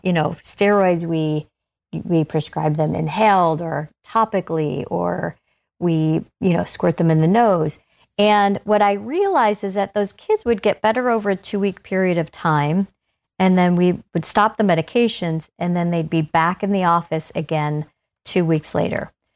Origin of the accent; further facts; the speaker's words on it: Ohio, United States; moved away; I'm originally from Ohio